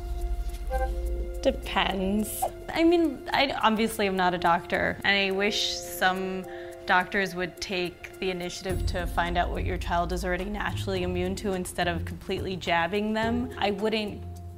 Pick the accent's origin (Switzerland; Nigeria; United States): United States; Hoboken, New Jersey; from Hoboken, New Jersey